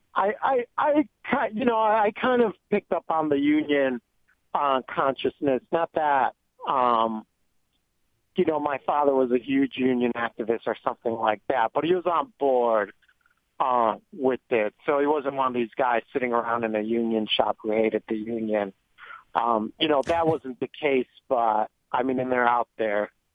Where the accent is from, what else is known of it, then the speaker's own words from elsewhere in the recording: Joliet, Illinois, United States; I am in Joliet, Illinois, my hometown